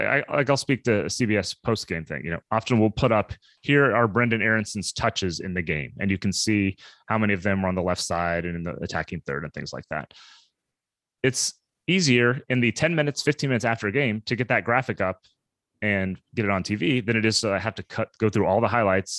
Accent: Kansas City, United States; I grew up in Kansas City area

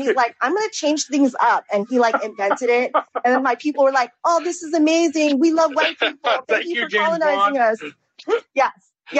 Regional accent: California, United States; now in Vermont, United States; I am actually originally from California, but I moved to Vermont back in 2004

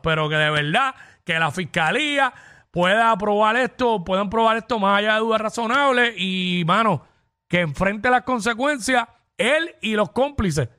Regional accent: Cabo Rojo, Puerto Rico; mi pueblo allá en Cabo Rojo

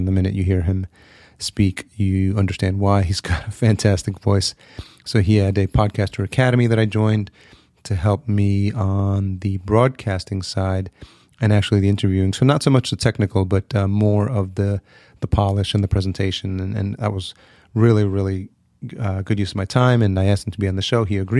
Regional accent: El Salvador; born there; I was born in El Salvador, for those of you who don't know.

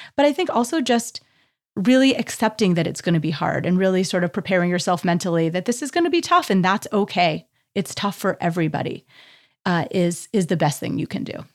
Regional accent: Canada; as a Canadian

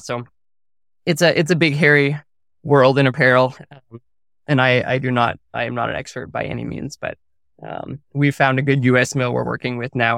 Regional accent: Cornwall, Connecticut, United States; moved away as an adult; also born or lived in New Brunswick, Canada; now in Montana, United States; we moved back down to family farmland in rural Connecticut, so a little town called Cornwall, Connecticut, in the northwest corner.

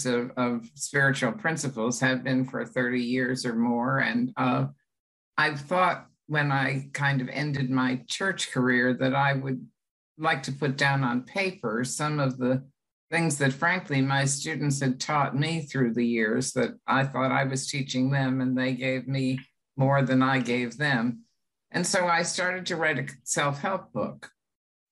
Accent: United States

